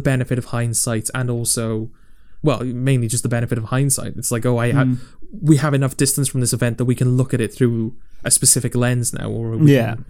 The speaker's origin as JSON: {"language": "English", "town": "Manchester", "region": "North West England", "country": "United Kingdom", "said": "Arita, kid. I'm from Manchester."}